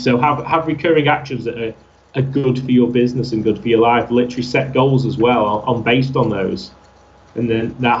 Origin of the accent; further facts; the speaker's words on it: Altrincham, North West England, United Kingdom; my hometown of Altrincham